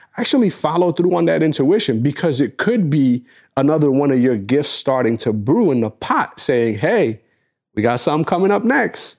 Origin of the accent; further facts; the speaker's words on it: New York, United States; we're from New York